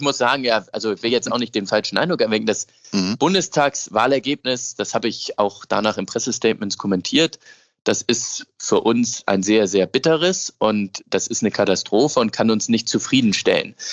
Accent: Hamburg, Germany; als Hamburger

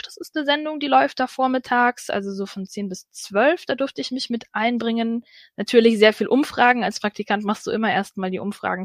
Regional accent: Ansbach, Bavaria, Germany; moved away; also born or lived in Allgäu; ich komme ja ursprünglich aus Ansbach

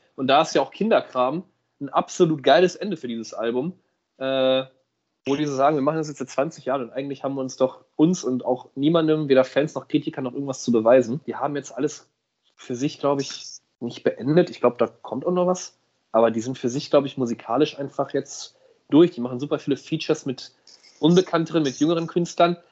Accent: Hamburg, Germany; als Hamburger

